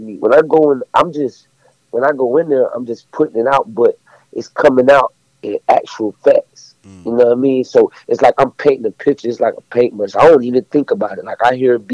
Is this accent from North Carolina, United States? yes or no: yes; Fayetteville, North Carolina, United States; Fayetteville, North Carolina. Right. That's where I'm from